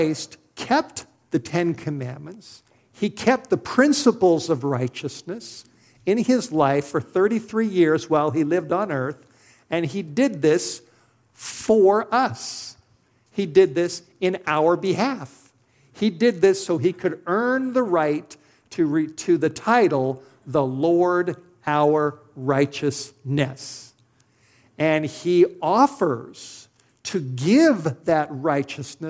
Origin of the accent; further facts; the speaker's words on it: Los Angeles, California, United States; moved away as an adult; now in Idaho, United States; I'm a city boy. I grew up in Los Angeles.